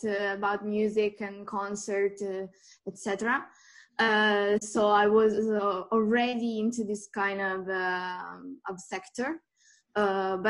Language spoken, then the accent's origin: English; Apulia, Italy; English is a second language; moved away as an adult; also born or lived in Rome, Italy; now in Switzerland; born in Italy, in Puglia. I moved in Switzerland pretty soon when I was about 21. But all my study, I've done it in Italy